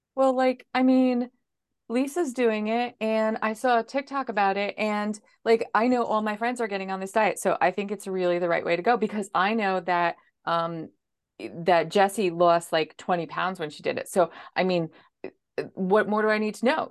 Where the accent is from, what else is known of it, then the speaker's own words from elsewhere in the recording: New Jersey, United States; I am actually from New Jersey, so I'm coming to you on the East Coast.